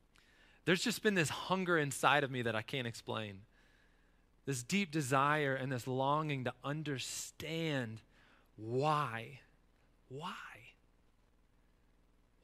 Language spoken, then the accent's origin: English; North Carolina, United States; as a kid growing up in North Carolina